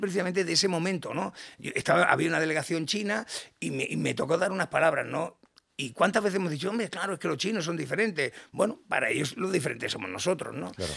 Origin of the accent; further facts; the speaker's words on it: Badalona, Catalonia, Spain; soy el menor de 11 hermanos, nací en Badalona eh, y soy el pequeño